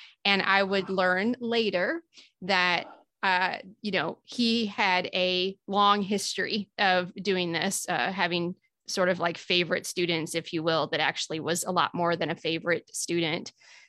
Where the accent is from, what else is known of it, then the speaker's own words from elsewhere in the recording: Illinois, United States; I'm from Southern Illinois. So most of my time was in Southern Illinois